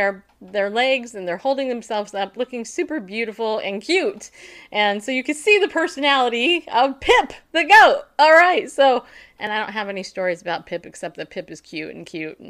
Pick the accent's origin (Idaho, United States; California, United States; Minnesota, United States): California, United States; also born or lived in New York; Oh, no, I grew up in California. Yeah. Yeah, I did. Born in New York, grew up in California. Now I'm a Tennessee Southerner.